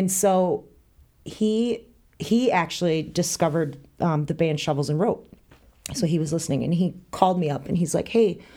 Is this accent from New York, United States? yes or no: no; northern Wisconsin, United States; born or raised there; moved away as an adult; also born or lived in Illinois; now in Lake Geneva, United States